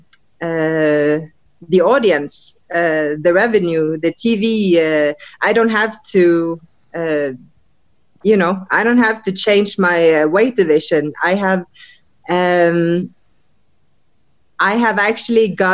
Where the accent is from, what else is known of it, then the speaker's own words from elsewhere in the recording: Norway; also born or lived in United States; traveling back and forth from my camp here in the States to Norway, my home country